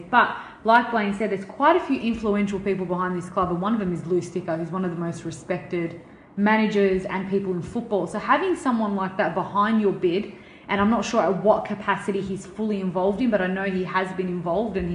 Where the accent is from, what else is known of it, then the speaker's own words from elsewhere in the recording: Geelong, Victoria, Australia; No, no, no. I'm from Geelong.